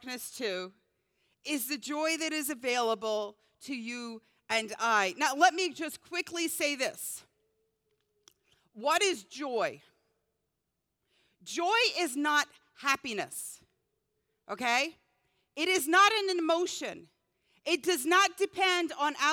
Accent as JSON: {"language": "English", "region": "Scotland", "country": "United Kingdom", "tie": "born or raised there", "moved": "yes", "said": "growing up in Scotland"}